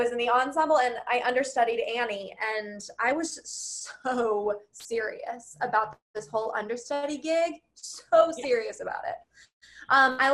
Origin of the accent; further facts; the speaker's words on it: Oklahoma, United States; moved away; I grew up in Oklahoma